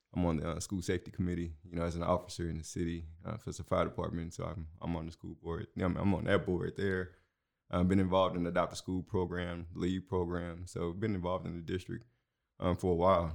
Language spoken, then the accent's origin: English; Houston, Texas, United States; moved away as an adult; also born or lived in Aldine, Texas; now in Waco, United States; I'm from Houston originally.